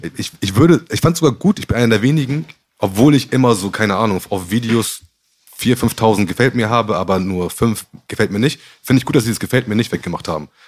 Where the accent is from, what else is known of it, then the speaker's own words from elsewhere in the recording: Gambia; also born or lived in Hamburg; Ich komme nicht aus Ghana, ich komme aus Gambia